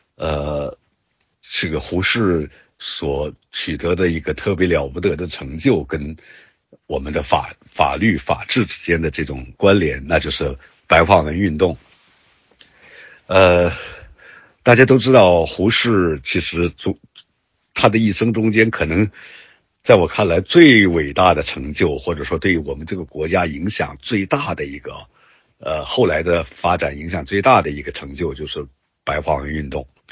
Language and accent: Chinese; Yantai, Shandong, China; 我的家乡烟台市